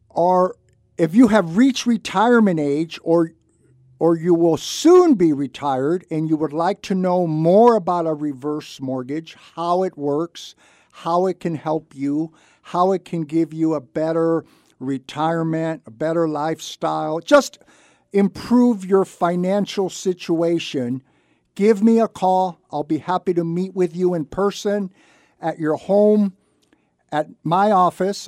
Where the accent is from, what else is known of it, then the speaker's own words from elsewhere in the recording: Santa Barbara, California, United States; I was born and raised in Santa Barbara, I graduated from Santa Barbara High School many, many years ago